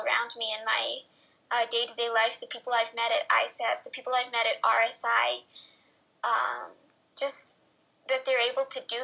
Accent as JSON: {"language": "English", "region": "New Mexico", "country": "United States", "said": "My dad's from Mexico, yeah, but I'm from New Mexico."}